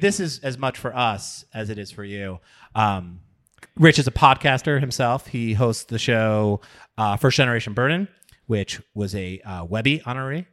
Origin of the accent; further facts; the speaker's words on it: Long Island, New York, United States; I'm from Long Island